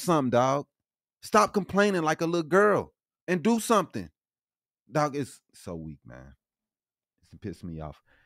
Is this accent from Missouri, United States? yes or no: yes; St. Louis, Missouri, United States; I'm from Saint Louis